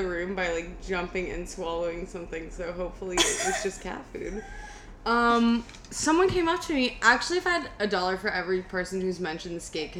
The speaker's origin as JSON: {"language": "English", "town": "Miami", "region": "Florida", "country": "United States", "said": "I was from Miami. I am from Miami."}